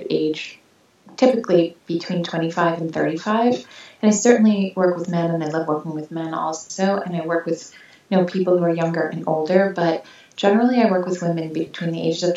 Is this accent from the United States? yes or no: yes; New York City, New York, United States; I am a New Yorker